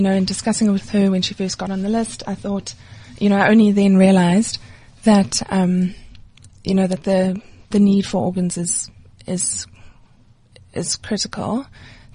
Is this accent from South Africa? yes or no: yes; Johannesburg, Gauteng, South Africa; I'm from Joburg